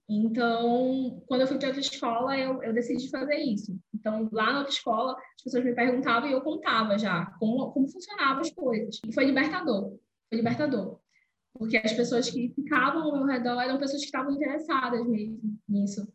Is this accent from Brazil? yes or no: yes; Belém, Pará, Brazil; sou de Belém do Pará, é, venho da periferia, é, de um dos bairros mais populosos que tem aqui em Belém, que se chama Terra Firme